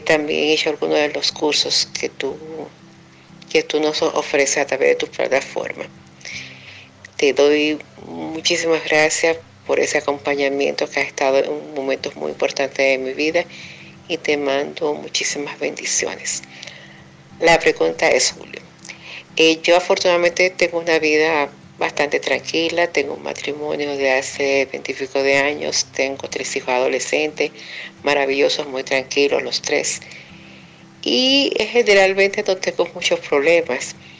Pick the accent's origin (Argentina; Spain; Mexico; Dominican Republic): Dominican Republic; now in United States; soy dominicana, vivo en los Estados Unidos actualmente